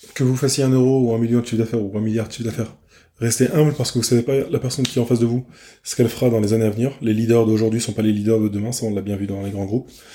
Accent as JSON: {"language": "French", "country": "France", "said": "je suis un Français"}